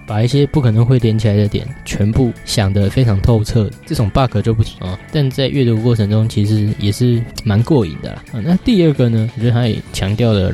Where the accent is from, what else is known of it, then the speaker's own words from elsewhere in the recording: Taiwan; 我们台湾人